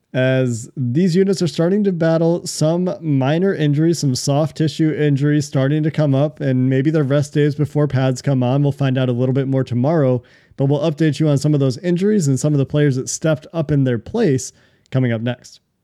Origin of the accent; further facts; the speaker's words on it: Chicago, Illinois, United States; I was born in Chicago